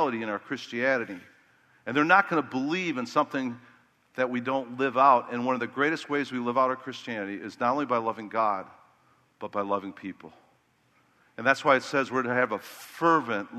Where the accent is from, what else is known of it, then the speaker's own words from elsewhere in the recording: Chicago, Illinois, United States; I was from Chicago where it's more cutthroat